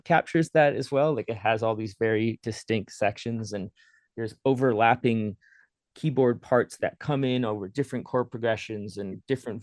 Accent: Steinbach, Manitoba, Canada; growing up around Steinbeck, Mitchell, Kleefeld area.

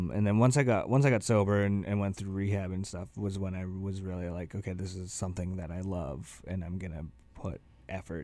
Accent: The Pas, Manitoba, Canada; I grew up in DePauw, Manitoba

